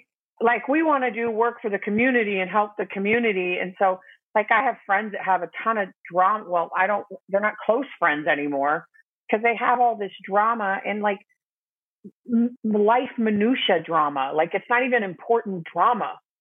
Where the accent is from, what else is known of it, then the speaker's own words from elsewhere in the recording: Arizona, United States; I'm the oldest of six kids, And two of us have the same father, and we lived here in Arizona